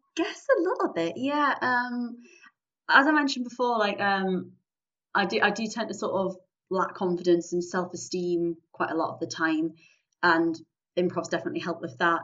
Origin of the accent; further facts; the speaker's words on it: Newcastle upon Tyne, North East England, United Kingdom; I am from the lovely city of Newcastle upon Tyne, northeast England